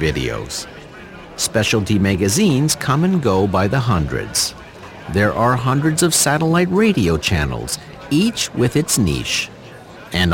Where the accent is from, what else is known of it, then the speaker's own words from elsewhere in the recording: Sudbury, Ontario, Canada; Growing up in Sudbury